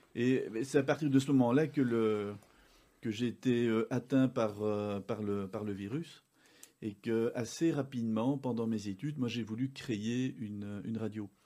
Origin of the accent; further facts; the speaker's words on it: Uccle, Brussels-Capital Region, Belgium; also born or lived in Morlanwelz; je suis belge, je suis né à, à Uccle, j'ai fait une partie de mes études au Collège Saint-Pierre à Uccle